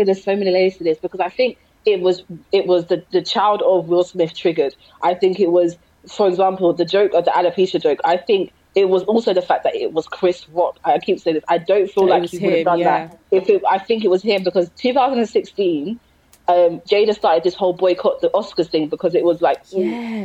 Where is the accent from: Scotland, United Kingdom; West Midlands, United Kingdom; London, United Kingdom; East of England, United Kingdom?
London, United Kingdom; I'm from South London